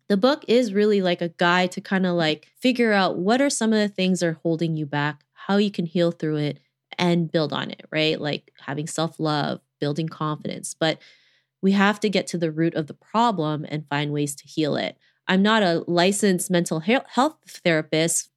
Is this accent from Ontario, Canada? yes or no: yes; Toronto, Ontario, Canada; growing up in Toronto